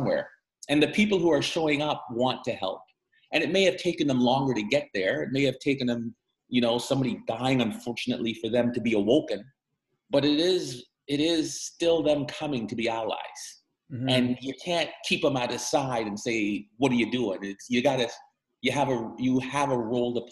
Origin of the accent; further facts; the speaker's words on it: Guyana; also born or lived in Missouri, United States; now in Canada; I'm a man from the Caribbean. I was born in Guyana, South America, and I identify as a Caribbean man.